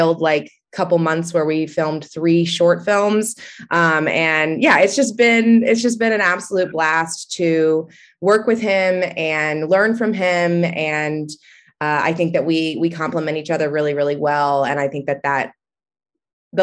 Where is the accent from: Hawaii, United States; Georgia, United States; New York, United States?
Georgia, United States; Atlanta; I'm from Atlanta, Georgia, and I went to a great public school down here